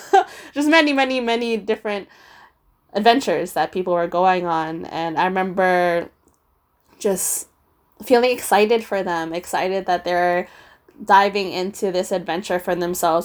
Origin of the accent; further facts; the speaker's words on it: Philippines; for those of you who don't know, I am Filipino, super proud, as I wasn't very proud growing up